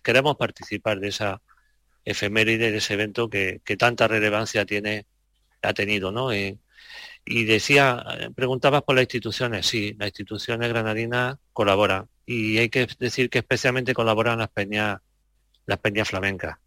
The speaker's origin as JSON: {"language": "Spanish", "region": "Andalusia", "country": "Spain", "said": "como andaluz, porque me siento andaluz."}